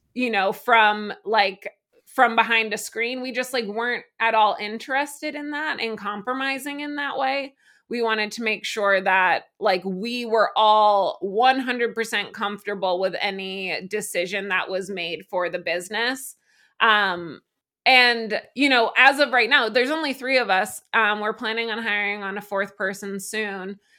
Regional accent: Massachusetts, United States; also born or lived in New York City; now in Vermont, United States; I am originally from Massachusetts, uh, but I, you know, became a human being in New York City

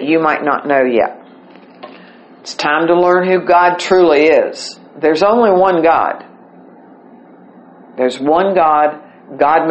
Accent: St. Albans, West Virginia, United States; I grew up right beside the First Presbyterian Church in St. Albans, West Virginia

